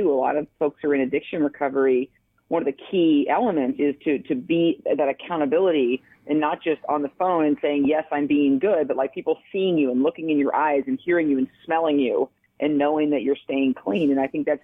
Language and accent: English; Eastern Oregon, United States; I grew up in Eastern Oregon, Duffer and the Dow